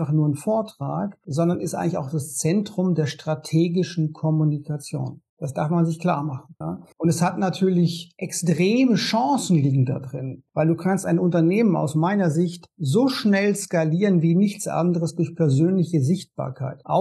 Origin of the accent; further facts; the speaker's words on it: Konstanz, Baden-Württemberg, Germany; now in Berlin, Germany; ich komme ursprünglich aus Konstanz am Bodensee und lebe jetzt in Berlin und habe zwei Kinder.